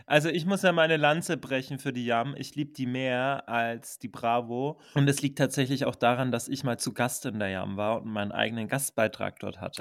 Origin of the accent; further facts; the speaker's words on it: Franconian Switzerland, Bavaria, Germany; Mit den 30 Einwohnern, wo ich aufgewachsen bin